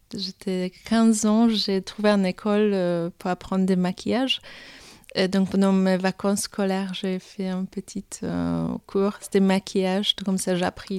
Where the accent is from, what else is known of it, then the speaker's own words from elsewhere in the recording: Poland; French is a second language; moved away; je suis polonaise, j'ai commencé mon, ma, l'histoire là-bas